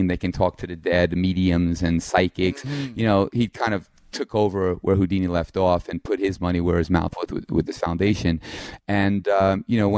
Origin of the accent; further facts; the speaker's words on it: East Meadow, New York, United States; I'm from Long Island